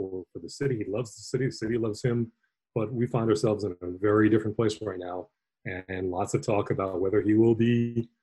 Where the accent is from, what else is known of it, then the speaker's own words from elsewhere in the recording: New York City, New York, United States; moved away; a New Yorker, you know, lifelong New Yorker or former New Yorker